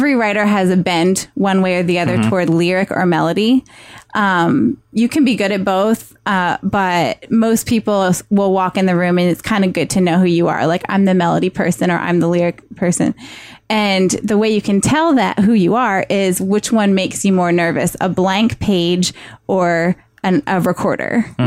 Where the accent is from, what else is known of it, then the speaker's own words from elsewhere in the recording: Bethesda, Maryland, United States; moved away; also born or lived in Washington, D.C.; I was born in Washington, D.C., and then raised in Bethesda, Maryland